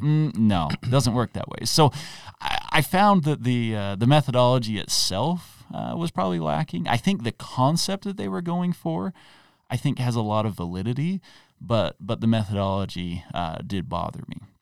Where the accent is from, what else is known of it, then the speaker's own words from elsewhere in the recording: Utah, United States; I grew up in Utah